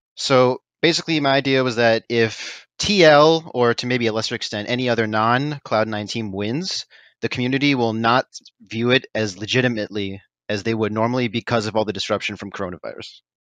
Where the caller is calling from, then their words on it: Matsuyama, Ehime, Japan; I'm calling from Matsuyama in southern Japan